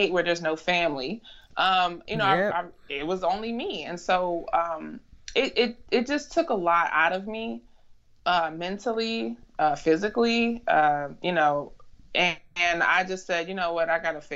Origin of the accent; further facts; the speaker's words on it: Chicago, Illinois, United States; moved away as an adult; now in DMV area, United States; I'm originally from Chicago, Illinois. I moved to the DMV area for a job